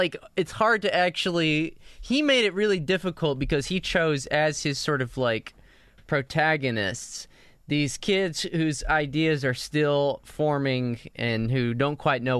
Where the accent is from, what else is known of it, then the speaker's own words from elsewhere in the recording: New Mexico, United States; growing up in New Mexico